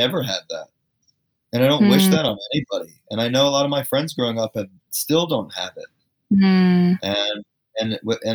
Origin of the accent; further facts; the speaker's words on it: Fairfield County, Connecticut, United States; I grew up in Fairfield County, Connecticut, which is like this suburbia, New York, rich place, right?